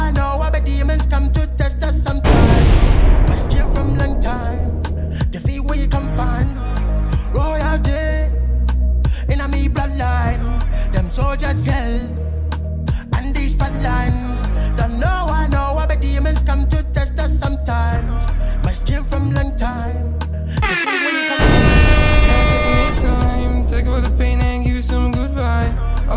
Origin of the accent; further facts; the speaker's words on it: Nigeria; I'm from Nigeria